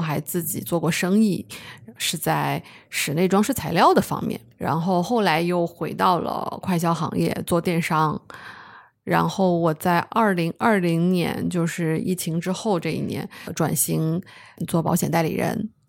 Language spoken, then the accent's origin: Chinese; Chongqing, China; moved away; also born or lived in Harbin; 我是重庆人。大学在哈尔滨念的，哈工大通信工程专业毕业的。